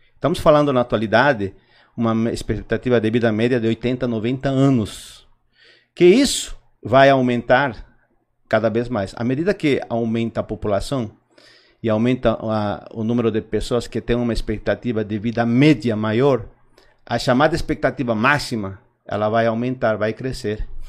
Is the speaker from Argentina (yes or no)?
yes; Argentina; Portuguese is a second language; moved away as an adult; also born or lived in Bolivia; now in Brazil; Eu nasci originalmente na Bolívia, mas pequeno fui para Argentina, é, comecei a faculdade lá, tá? Eh, daí eu vim o Brasil, 96, 97